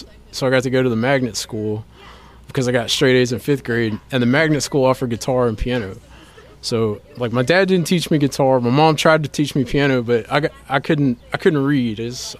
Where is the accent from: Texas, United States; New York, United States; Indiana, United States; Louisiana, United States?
Louisiana, United States; Baton Rouge; I grew up in Baton Rouge.